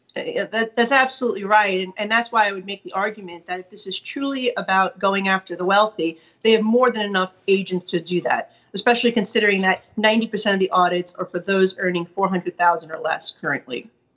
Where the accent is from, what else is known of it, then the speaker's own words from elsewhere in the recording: New York, United States; as a New Yorker